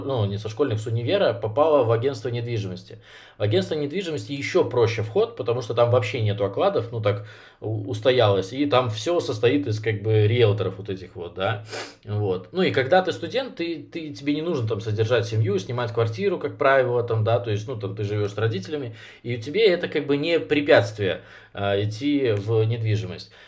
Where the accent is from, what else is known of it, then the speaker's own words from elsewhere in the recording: Minsk, Belarus; я сам из Минска